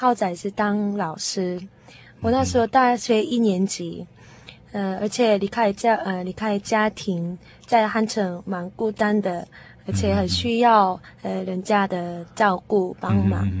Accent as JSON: {"language": "Chinese", "region": "Daejeon", "country": "South Korea", "tie": "born or raised there", "also_born_or_lived": "Seoul", "second_language": "Chinese", "moved": "as an adult", "lives_now": "Taiwan", "said": "哦，我的故乡就是大田。"}